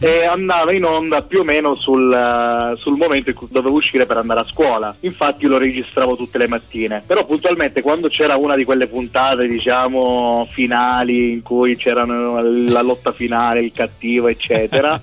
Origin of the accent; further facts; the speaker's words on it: province of Syracuse, Sicily, Italy; moved away as an adult; now in Turin, Italy; sono originario della provincia di Siracusa